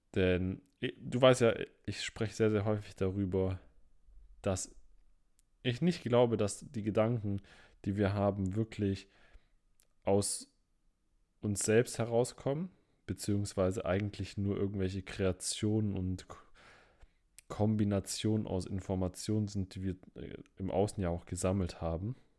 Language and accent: German; Stuttgart, Baden-Württemberg, Germany; Ich komme ja aus Stuttgart